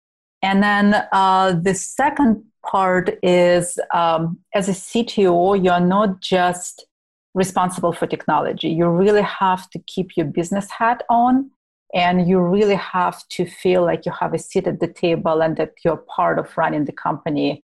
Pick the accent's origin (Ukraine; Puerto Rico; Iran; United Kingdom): Ukraine; I'm originally from Ukraine, so I actually listen a lot to Russian music, not necessarily US bands.